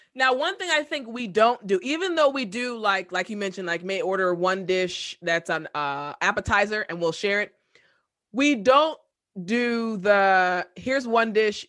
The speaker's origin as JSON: {"language": "English", "country": "United States", "also_born_or_lived": "South Korea", "said": "I'm an American"}